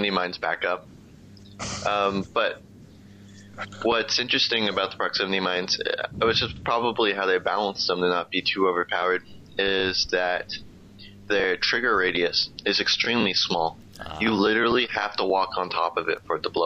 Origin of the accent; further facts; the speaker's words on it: United States; being the American I am